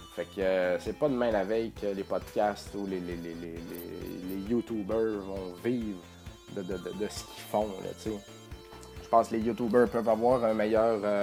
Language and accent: French; Beauce, Quebec, Canada; je viens de la Beauce, puis en Beauce on dit Odette